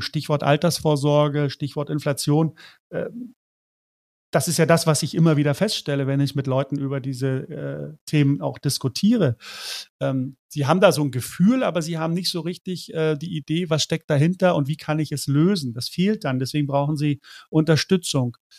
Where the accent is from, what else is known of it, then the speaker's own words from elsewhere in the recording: East Germany, Germany; ich bin in der DDR äh, aufgewachsen. Meine ersten 13 Lebensjahre waren, ähm, war ich DDR-Kind.